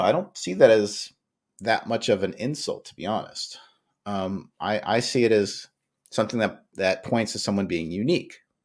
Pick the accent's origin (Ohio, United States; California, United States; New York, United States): New York, United States; I grew up in New York